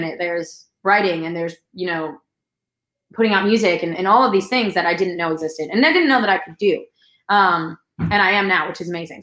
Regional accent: New York, United States; I'm from New York, but I was living in New York at the time

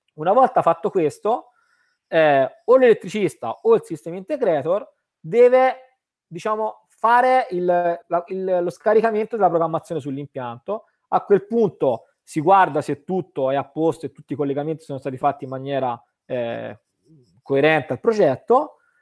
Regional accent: Tuscany, Italy; io vengo dalla Toscana dove ancora siamo un po' no, eh, molto artigiani

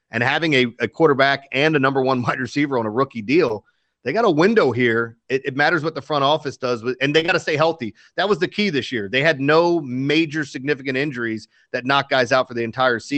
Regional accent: Baltimore, Maryland, United States; born or raised there

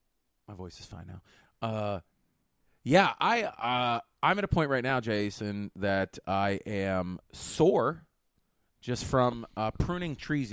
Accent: Pittsburgh, Pennsylvania, United States; we are from Pittsburgh, Pennsylvania.

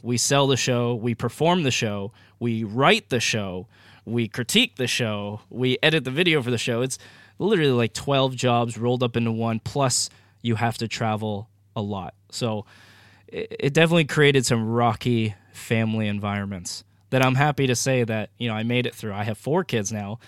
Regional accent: Maine, United States; moved away as an adult; also born or lived in Northern California; growing up in Maine

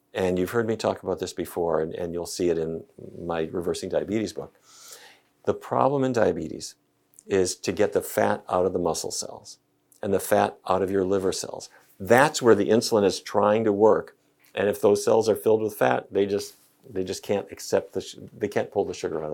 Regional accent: North Dakota, United States; I grew up in North Dakota.

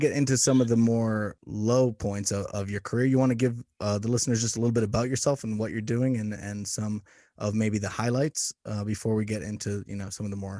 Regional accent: Boston, Massachusetts, United States; moved away; I'm from Boston originally

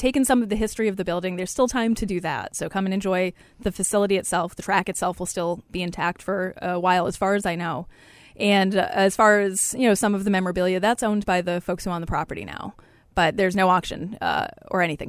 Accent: Lowell, Massachusetts, United States; I grew up in Lowell. It wasn't exactly a horsey area

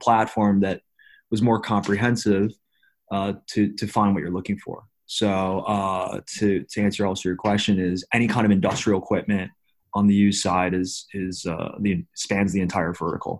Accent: Chicago, Illinois, United States; moved away as an adult; also born or lived in Seoul, South Korea; now in Berlin, Germany; Originally from Chicago. I guess originally I was born in Seoul. But adopted at 6 months old and got lucky to come to America in Chicago

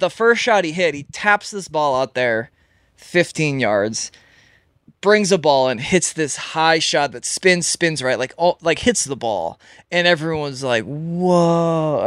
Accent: Elk River, Minnesota, United States; I grew up in Minnesota. That's where I'm born and raised.

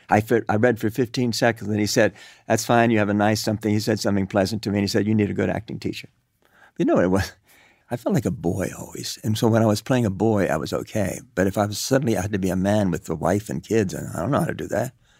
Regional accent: Cuba; moved away; also born or lived in New York; I grew up in Cuba

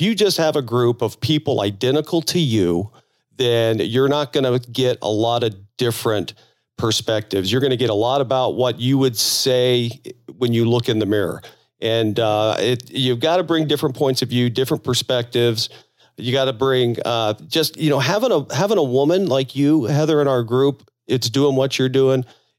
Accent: Florida, United States; moved away; I'm originally from Florida now, so I'm kind of from the South.

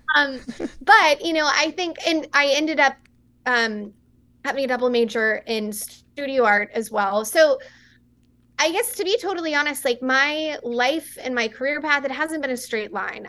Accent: West Texas, United States; I grew up in a small town in West Texas

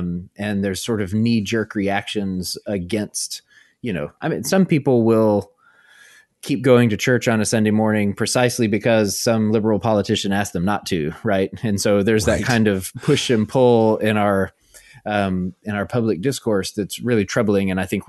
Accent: Arkansas, United States; So I grew up in Arkansas in a small town, and you know, the distinction between rural and small town is sometimes a matter of degrees, right?

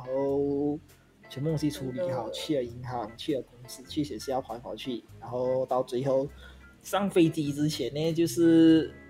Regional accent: Kedah, Malaysia; moved away as an adult; also born or lived in South Korea; 我已经从韩国搬回马来西亚了

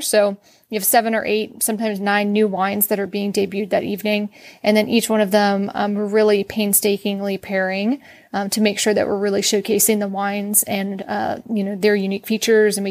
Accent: outside of Philadelphia, Pennsylvania, United States; moved away as an adult; also born or lived in Virginia / North Carolina; now in Texas, United States; I'm originally from Pennsylvania and we grew up outside of Philadelphia

